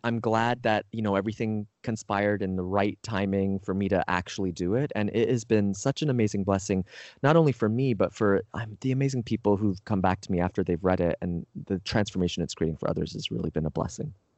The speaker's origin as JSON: {"language": "English", "country": "Canada", "tie": "born or raised there", "moved": "as an adult", "lives_now": "United States", "said": "I grew up, you know, I'm Canadian originally"}